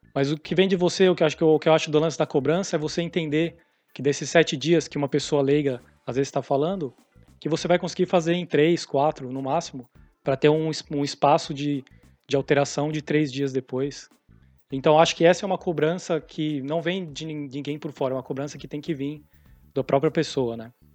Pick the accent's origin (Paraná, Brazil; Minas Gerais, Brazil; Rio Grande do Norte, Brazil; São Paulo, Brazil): São Paulo, Brazil; moved away as an adult; also born or lived in Canada / San Diego, California; now in California, United States; sou de São Paulo